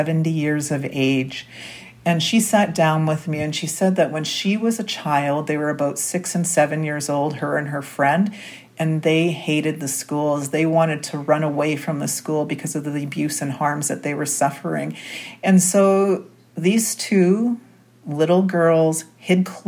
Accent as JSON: {"language": "English", "town": "Winnipeg", "region": "Manitoba", "country": "Canada", "tie": "born or raised there", "said": "I was born and raised here in Winnipeg, Manitoba"}